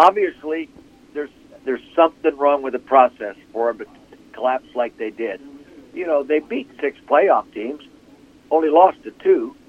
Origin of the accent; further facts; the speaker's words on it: Calistoga, California, United States; now in Pennsylvania, United States; growing up in Calistoga